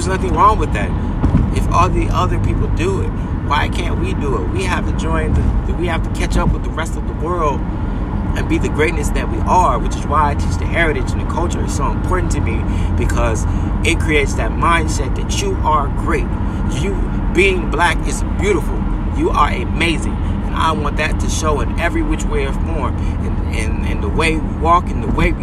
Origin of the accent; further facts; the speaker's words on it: United States; I'm American or I'm Afro-American